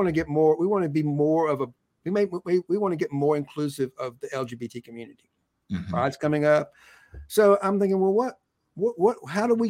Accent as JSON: {"language": "English", "region": "Southwest Georgia", "country": "United States", "tie": "born or raised there", "said": "I grew up in Southwest Georgia"}